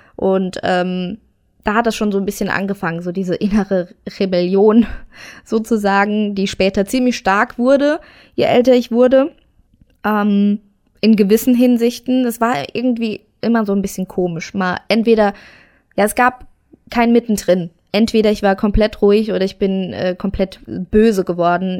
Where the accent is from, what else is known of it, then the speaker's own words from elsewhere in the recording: near Saarbrücken, Saarland, Germany; Geboren bin ich im Saarland in der Nähe von Saarbrücken